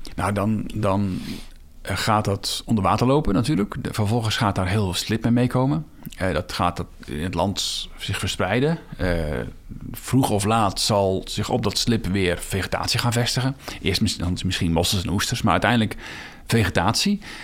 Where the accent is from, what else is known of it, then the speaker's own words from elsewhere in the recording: Netherlands; Ik ben geboren in de Biesbos.